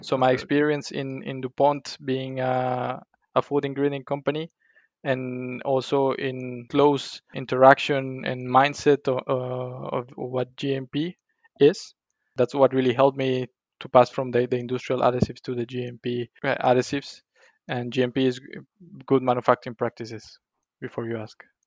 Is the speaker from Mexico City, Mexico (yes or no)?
no; Colima, Mexico; English is a second language; moved away as an adult; also born or lived in Monterrey, Mexico; now in Brussels, Belgium; I'm from a small town in, Colima, in Mexico called Colima and uh, after finishing my studies in, in Monterrey, I went back to my hometown